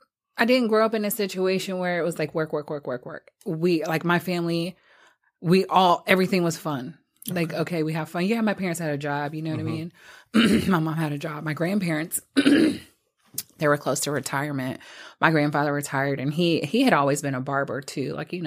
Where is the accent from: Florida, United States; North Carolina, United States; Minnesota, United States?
Florida, United States; Fort Lauderdale; born there; So, but my parents, I was born in Fort Lauderdale, Florida.